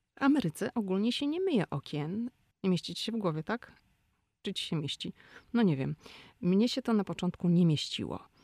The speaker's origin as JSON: {"language": "Polish", "country": "Poland", "tie": "born or raised there", "moved": "as an adult", "lives_now": "Washington, United States", "said": "Mój mąż i ja no, urodziliśmy się w Polsce. W Polsce chodziliśmy do szkół, w Polsce kończyliśmy studia"}